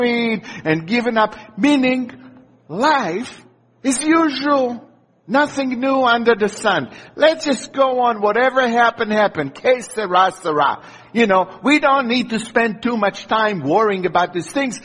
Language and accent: English; Israel; moved away; I grew up in Israel